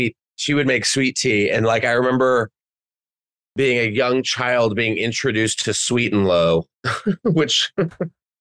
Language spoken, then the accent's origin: English; Texas, United States; I grew up in Texas, but like, yeah, I had family in Mississippi and Tennessee.